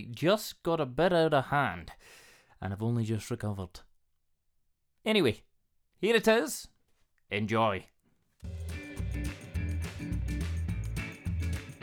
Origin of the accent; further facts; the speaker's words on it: Scotland, United Kingdom; Scottish, just, 38